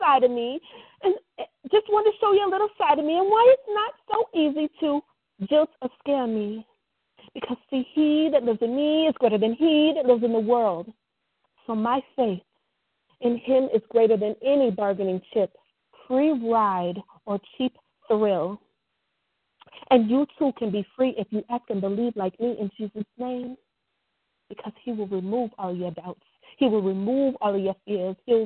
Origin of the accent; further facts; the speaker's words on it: Wisconsin, United States; now in Tennessee, United States; Originally born in Wisconsin